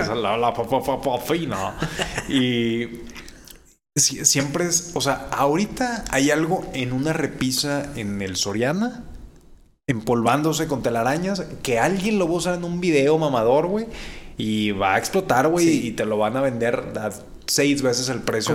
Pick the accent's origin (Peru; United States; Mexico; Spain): Mexico; Monterrey, Nuevo León; como buen regio